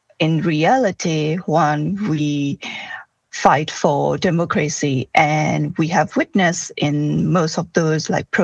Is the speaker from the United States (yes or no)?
no; Myanmar; I'm originally from Myanmar